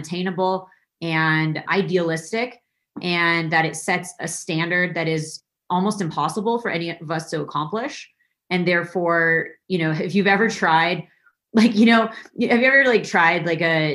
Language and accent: English; Santa Fe, New Mexico, United States; I grew up in Santa Fe, New Mexico